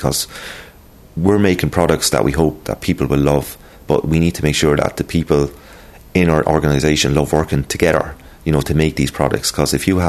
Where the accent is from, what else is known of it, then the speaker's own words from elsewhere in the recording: Waterford, Munster, Ireland; I'm a very proud Irishman, and I'm from Waterford